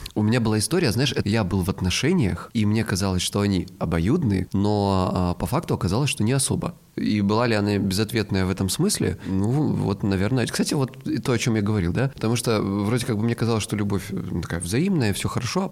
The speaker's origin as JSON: {"language": "Russian", "region": "Krasnodar Krai", "country": "Russia", "said": "я с Кубани"}